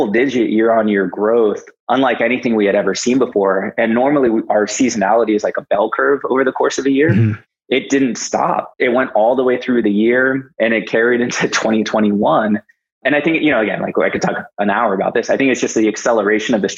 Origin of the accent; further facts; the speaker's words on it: United States; being an American